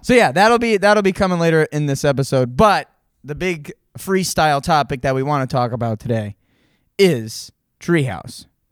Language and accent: English; Monson, Massachusetts, United States; I grew up in Munson.